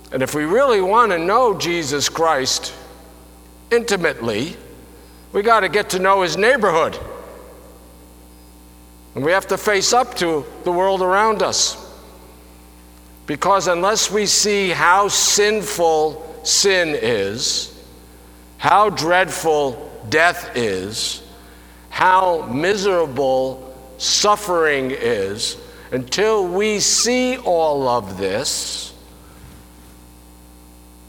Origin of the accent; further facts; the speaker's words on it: Albany, New York, United States; I was born in the Pine Hills section of Albany, New York, which was any place but heaven. I grew up knowing the typical divisions